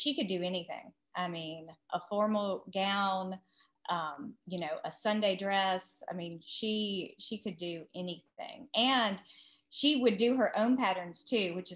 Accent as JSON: {"language": "English", "town": "Huntsville", "region": "Alabama", "country": "United States", "tie": "born or raised there", "also_born_or_lived": "New York", "said": "I grew up in Huntsville"}